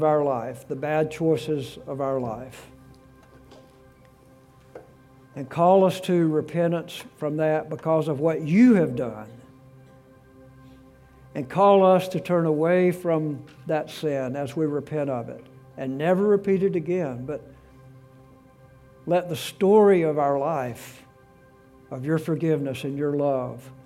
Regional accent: South Alabama, United States; moved away as an adult; also born or lived in South Carolina; I was born in South Alabama, 5'9" tall, weighed 135 pounds when I graduated from high school.

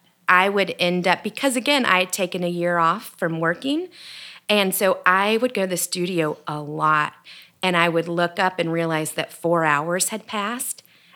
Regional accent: Texas, United States; moved away as an adult; also born or lived in Juarez, Mexico; now in Boone, United States; I grew up in Texas. I lived in the desert

